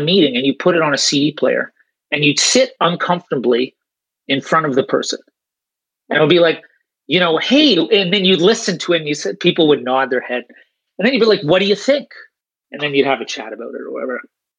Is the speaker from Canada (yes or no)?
yes; Canada; accent: Canadian; now in Sweden; I'll start with my accent. I'm Canadian, so you're down in Texas, but I live over in Sweden.